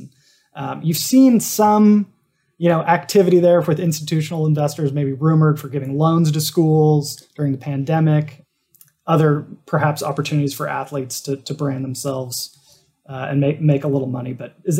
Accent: Seattle, Washington, United States; the Seattle Dragons, my hometown.

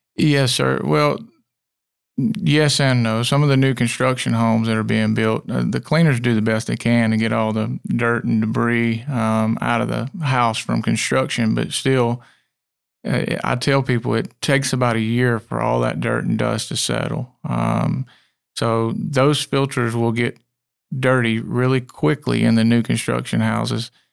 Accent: Clemson, South Carolina, United States; also born or lived in Union, South Carolina; we moved to, um, the central Clemson area when I was about five, and it's changed tremendously

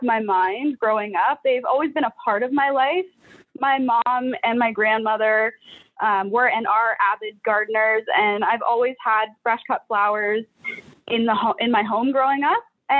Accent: Stouffville, Ontario, Canada; We are from Stouffville. We grew up together

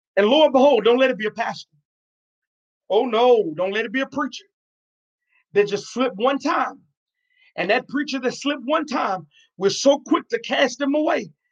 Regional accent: New York, United States; now in Arkansas, United States; I'm originally from New York

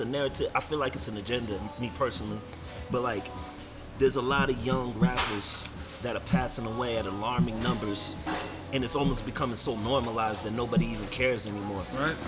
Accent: Denver, Colorado, United States; also born or lived in California / Las Vegas; I came out here like middle school, high school.

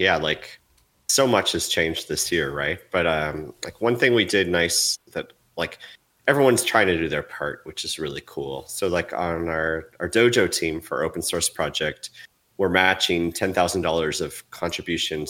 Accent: United States

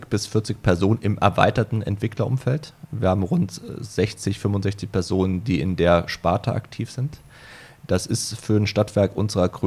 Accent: Saarland, Germany; Ähm, ich bin ja im Saarland aufgewachsen und da gab es durchaus ähm, einen Tennistrainermangel

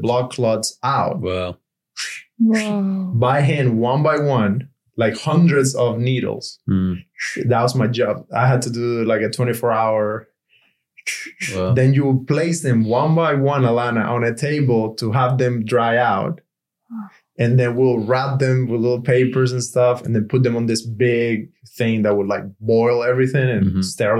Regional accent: Cuba; English is a second language; moved away as an adult; now in United States; I'm from Cuba

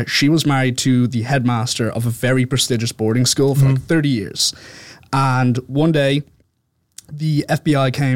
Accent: Dublin, Leinster, Ireland; accent: Irish; I am from Dublin

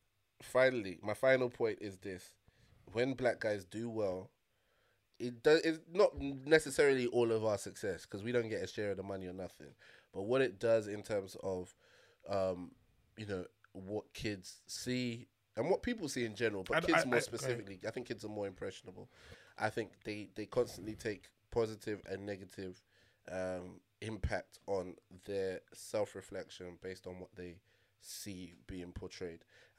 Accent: Liverpool, North West England, United Kingdom; I'm from Liverpool. I'm a... I'm a Scouser. If a Scouser does well, then I feel connected to that.

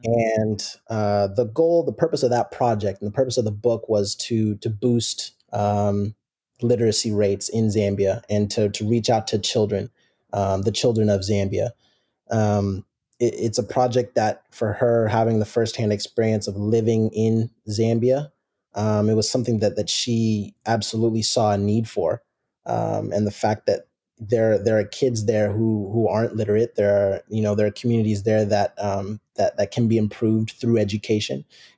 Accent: Seattle, Washington, United States; Mm-hmm. Born and raised in Seattle, Washington, and played youth soccer in the Seattle area

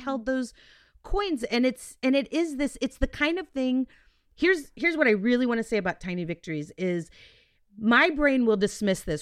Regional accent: Texas, United States; we're Texan

